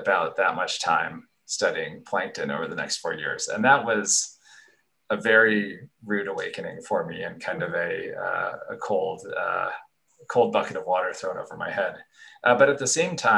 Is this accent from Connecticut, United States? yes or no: yes; Connecticut, United States; moved away as an adult; also born or lived in Santa Barbara, California; I grew up in Connecticut where it was cold and rainy